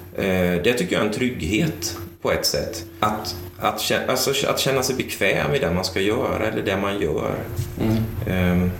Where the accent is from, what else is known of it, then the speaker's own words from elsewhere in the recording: Sweden; now in Tranås, Sweden; växte upp i kapelalliansförsamling församling eh, i Lindros. Eh, samtidigt som jag växte upp i Lindros kyrka